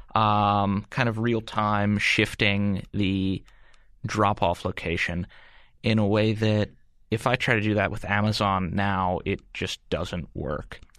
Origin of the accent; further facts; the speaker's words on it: United States; as an American or a Westerner